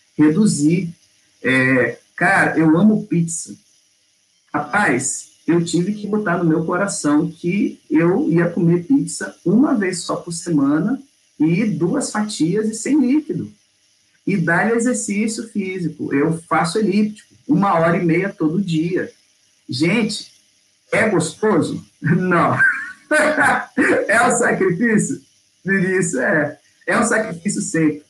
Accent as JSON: {"language": "Portuguese", "region": "Rio de Janeiro", "country": "Brazil", "moved": "as an adult", "lives_now": "Belo Horizonte, Brazil", "said": "eu sou do Rio de Janeiro, fui pastor lá 13 anos, e tem dois que eu estou aqui em Belo Horizonte"}